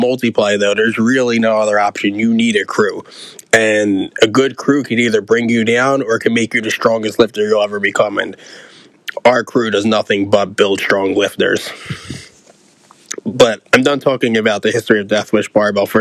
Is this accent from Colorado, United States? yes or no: no; Philadelphia, Pennsylvania, United States; growing up in South Philly, one of my favorite places to train used to be Fitness Works